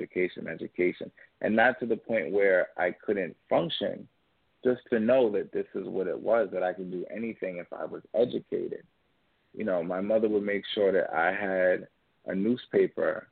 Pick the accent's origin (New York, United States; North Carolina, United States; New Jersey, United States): New York, United States; Yonkers; also born or lived in Orangeburg, South Carolina; I'm 25 years old, and I was born and raised in Yonkers, New York.